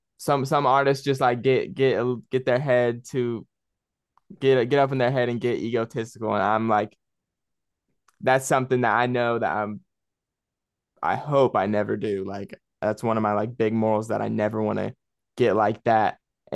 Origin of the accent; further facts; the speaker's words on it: Spartanburg, South Carolina, United States; Because where I live, like the music, there is no music scene out here.